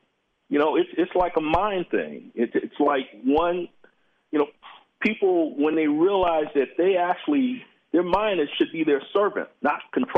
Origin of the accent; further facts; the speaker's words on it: Los Angeles, California, United States; And so I'm from South Central L.A., so I would never let anybody talk to me like that.